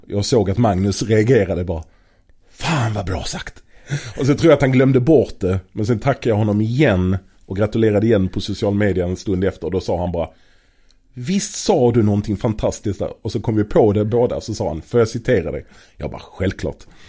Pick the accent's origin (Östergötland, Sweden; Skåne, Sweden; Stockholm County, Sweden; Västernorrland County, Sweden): Skåne, Sweden; Malmö; i Malmö på den tiden, där jag är född och uppvuxen